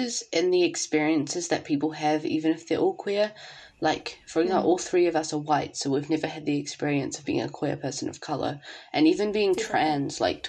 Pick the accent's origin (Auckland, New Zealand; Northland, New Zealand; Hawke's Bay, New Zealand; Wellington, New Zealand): Wellington, New Zealand; me and Thomas have growing up in Wellington